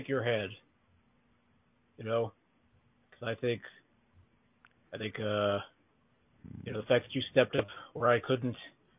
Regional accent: New York, United States; accent: New York; sometimes I hide my New York accent, you know, because I'm embarrassed by it. But you know what? There's nothing to be embarrassed about.

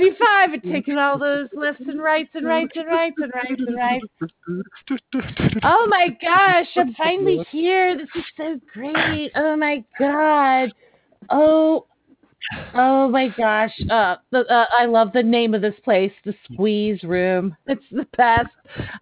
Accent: Nashville, Tennessee, United States; born there; now in New Jersey, United States; Well, I was born in Tennessee. Now I live in Northern Jersey.

